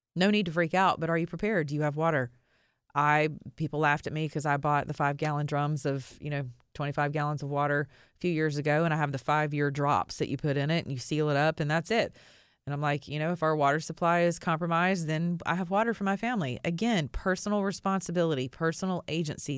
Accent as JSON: {"language": "English", "country": "United States", "said": "being an American citizen"}